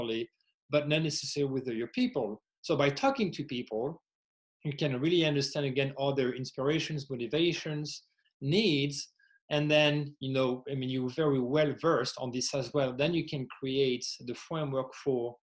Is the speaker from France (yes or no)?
yes; France; English is a second language; also born or lived in Indiana, United States; now in Arizona, United States; my accent is not native from the U.S., originally from France